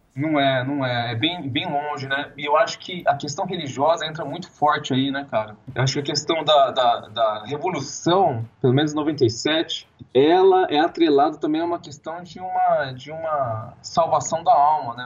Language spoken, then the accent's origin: Portuguese; São José do Rio Preto, São Paulo, Brazil; also born or lived in São Carlos; eu sou do interior de São Paulo, São José do Rio Preto